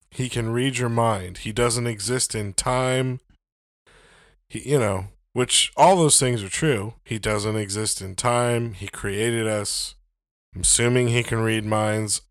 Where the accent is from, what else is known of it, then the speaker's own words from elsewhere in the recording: United States; I'm an American